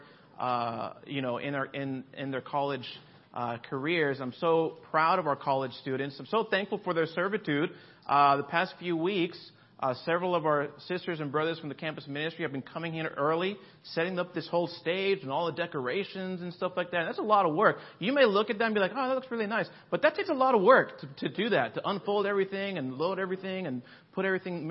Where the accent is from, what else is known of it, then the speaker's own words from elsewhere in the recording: Miami, Florida, United States; also born or lived in Boston, Massachusetts; now in Los Angeles, United States; I grew up in Florida. So in South Florida, in Miami, Palm Beach area